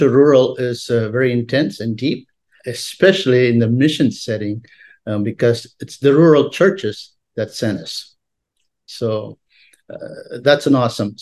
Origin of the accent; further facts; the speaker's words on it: India; moved away; also born or lived in Wyoming / Madagascar; I was born and raised in India